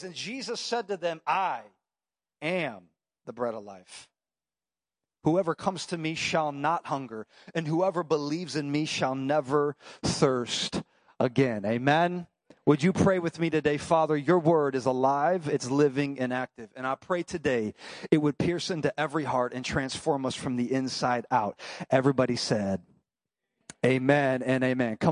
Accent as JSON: {"language": "English", "town": "Dallas", "region": "Texas", "country": "United States", "tie": "born or raised there", "moved": "yes", "lives_now": "Chicago, United States", "said": "I grew up in Dallas"}